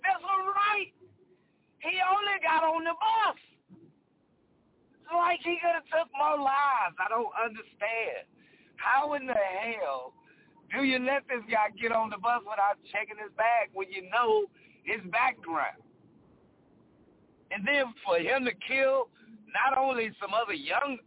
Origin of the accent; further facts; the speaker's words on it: Dallas, Texas, United States; now in Arizona, United States; I grew up in Dallas, Texas.